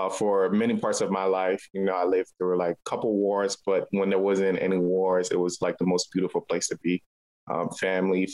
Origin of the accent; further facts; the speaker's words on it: Monrovia, Montserrado, Liberia; now in Baltimore, United States; I was born in Liberia, West Africa. And I was born on Bushrod Island. So technically, I'm an island kid